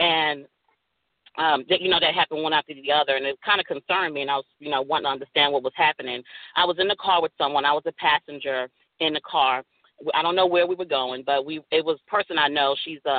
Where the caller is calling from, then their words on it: Dallas, Texas, United States; I'm calling from Dallas, Texas.